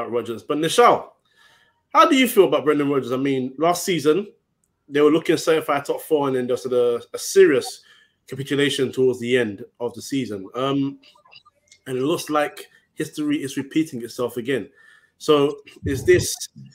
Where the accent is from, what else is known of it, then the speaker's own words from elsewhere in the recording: Ghana; I'm a Ghanaian